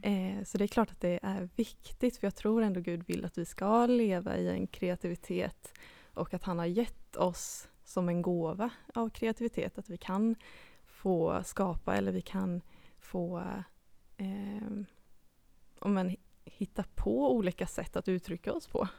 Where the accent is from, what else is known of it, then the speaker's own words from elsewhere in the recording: Habo, Jönköping County, Sweden; moved away as an adult; now in Gothenburg, Sweden; jag kommer ju då från Habo eh, utanför Jönköping